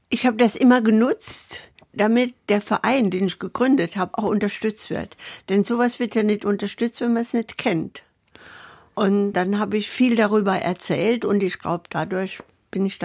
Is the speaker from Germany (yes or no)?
yes; Saarland, Germany; born there; Ich weiß, wir waren in Saarbrücken, ich bin ja im Saarland geboren, wir waren in Saarbrücken auf dem Bahnhof, sind evakuiert worden